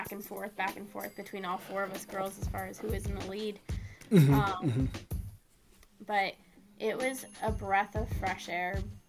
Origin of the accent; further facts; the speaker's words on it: Arizona, United States; born there; I was born in Arizona.